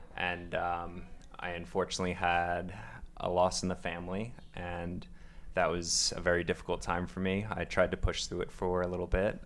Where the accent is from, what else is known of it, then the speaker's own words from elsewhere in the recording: Long Island, New York, United States; moved away as an adult; originally I am coming from New York, out on Long Island